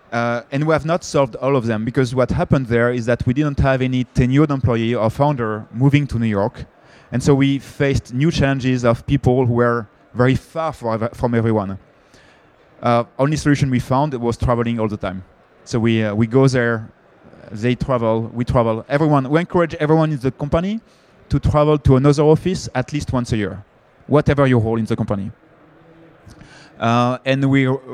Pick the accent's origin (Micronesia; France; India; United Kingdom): France; accent: French; English is a second language; I'm French, I guess my accent, I cannot hide my accent.